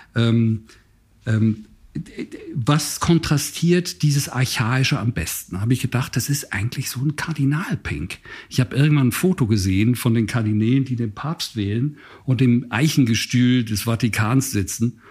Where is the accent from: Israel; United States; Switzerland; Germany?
Switzerland; Basel, Basel-Stadt; moved away; bin ja in Basel aufgewachsen